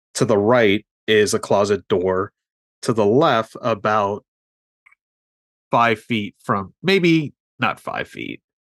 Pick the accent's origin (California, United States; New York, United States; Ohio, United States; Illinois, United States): New York, United States; New York City; I grew up in New York City